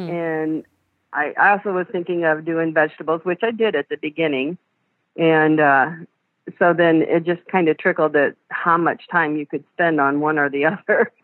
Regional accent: Pioneer, Ohio, United States; moved away as an adult; also born or lived in Fort Wayne, Indiana; I'm originally from Pioneer, Ohio

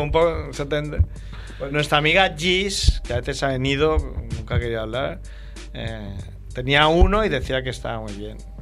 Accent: Barcelona, Catalonia, Spain; para mí como ciudadano barcelonés

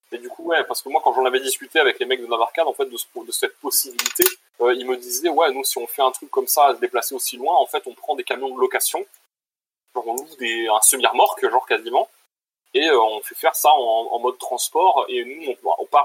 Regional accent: Switzerland; Bon, après, je viens de Suisse, donc je coûte pas très cher, quoi.

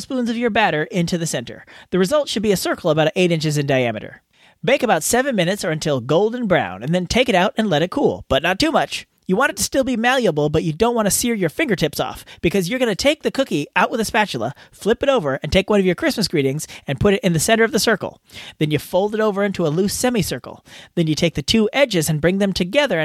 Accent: California, United States; my home state of California

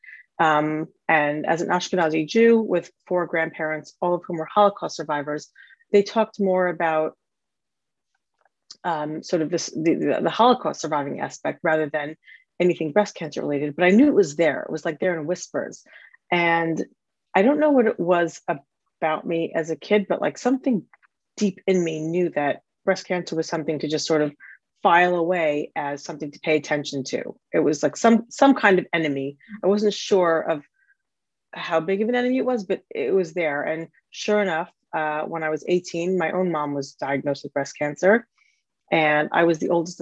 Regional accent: United States; moved away as an adult; now in London, United Kingdom; I am an American married to an American guy, have four American kids, and we live in London in the UK

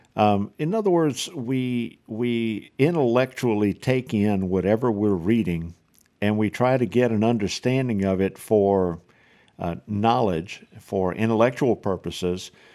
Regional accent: South Louisiana, United States; accent: South Louisiana; now in Houston, Texas, United States; I'm originally from South Louisiana, so if you don't recognize the accent, that's what it is.

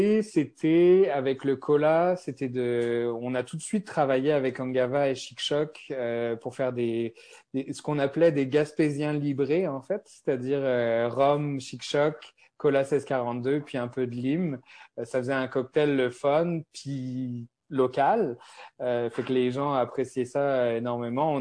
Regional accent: France; accent: French (from France); moved away as an adult; now in Montreal, Canada; j'ai un accent français. Donc moi, je suis, euh, je suis à Montréal depuis plus de 13 ans

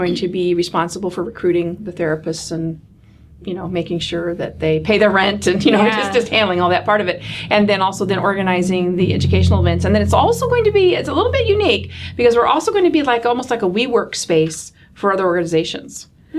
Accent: Michigan, United States; there's a Michigander. Absolutely. Sure. I grew up in the Michiana area, to be more specific.

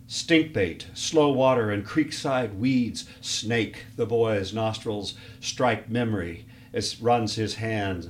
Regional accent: Conway Springs, Kansas, United States; now in Charlotte, United States; I grew up in Conway Springs, Kansas

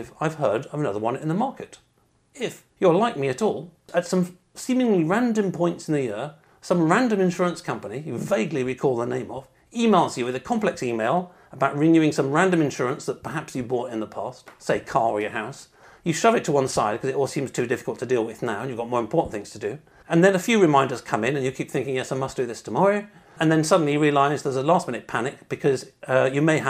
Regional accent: United Kingdom; being British

